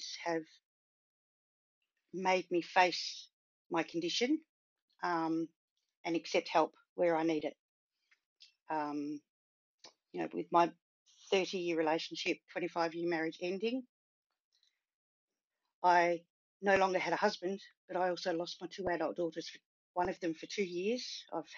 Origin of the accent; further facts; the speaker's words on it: Sydney, New South Wales, Australia; also born or lived in Cambridge, England; I was born in Cambridge, England. My family emigrated as permanent residents to Sydney in 1972. So I wasn't even 2 years old